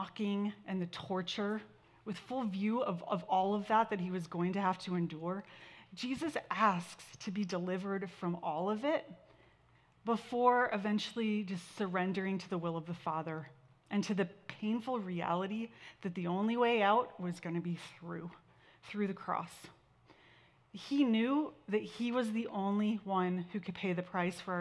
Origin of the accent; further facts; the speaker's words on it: Santa Barbara, California, United States; My brother and I we grew up in Santa Barbara